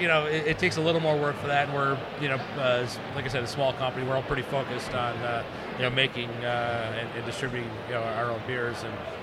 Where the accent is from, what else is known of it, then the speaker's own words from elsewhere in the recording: Wisconsin, United States; now in Long Island City, United States; I'm from Wisconsin.